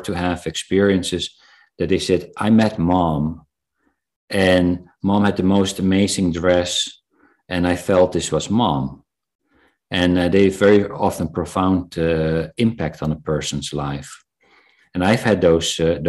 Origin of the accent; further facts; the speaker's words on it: South Africa; I was born in South Africa